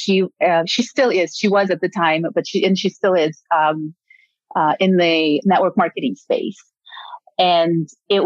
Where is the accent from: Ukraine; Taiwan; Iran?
Ukraine; English is a second language; now in United States; I'm born and raised in Ukraine